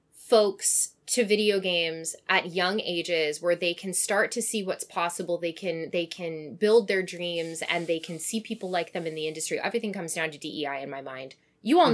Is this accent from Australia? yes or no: no; Canada; moved away